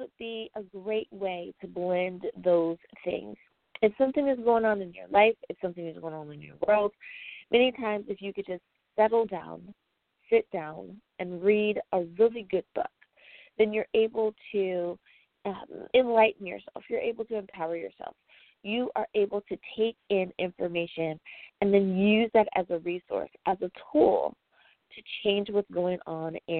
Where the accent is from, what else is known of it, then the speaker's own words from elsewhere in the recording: United States; my home country, the U.S. of A.